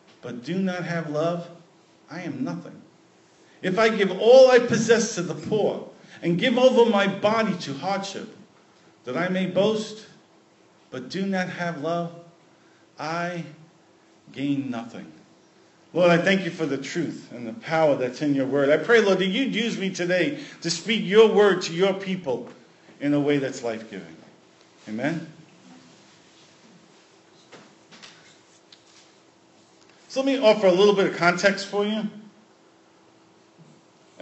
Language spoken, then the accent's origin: English; New York City, New York, United States; my hometown, New York City